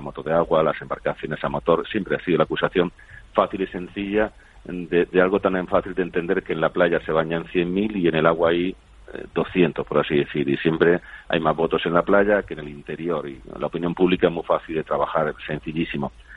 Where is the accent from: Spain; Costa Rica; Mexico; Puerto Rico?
Spain; San Javier, Region of Murcia; soy de San Javier, del Mar Menor, de Murcia